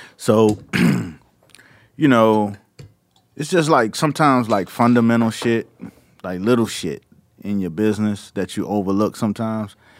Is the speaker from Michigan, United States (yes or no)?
no; Miami, Florida, United States; I'm from Miami